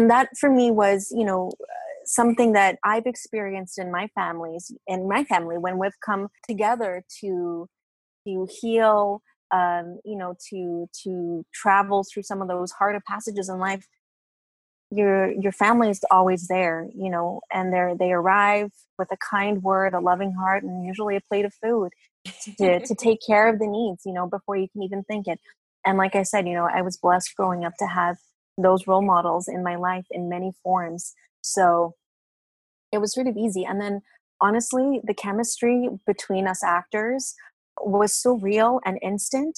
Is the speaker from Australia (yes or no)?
yes; Australia; moved away as an adult; also born or lived in Italy; now in Canada; I grew up in Australia, so it was difficult being Latina in Australia